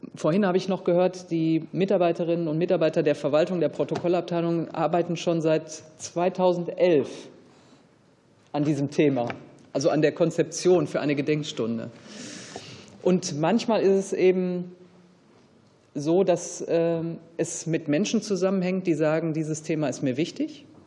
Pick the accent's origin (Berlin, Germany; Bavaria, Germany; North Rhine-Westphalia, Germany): North Rhine-Westphalia, Germany; Ruhr area; Also ich bin halt anders aufgewachsen im Ruhrgebiet